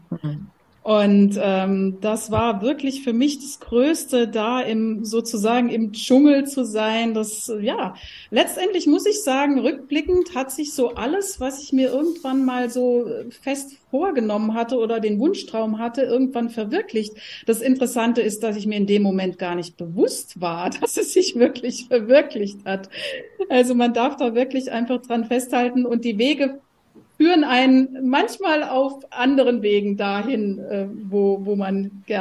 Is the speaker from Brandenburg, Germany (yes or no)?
no; Rhineland-Palatinate, Germany; now in Halle an der Saale, Germany; Ich bin ursprünglich aufgewachsen in der Pfalz, habe auch in Mainz damals studiert.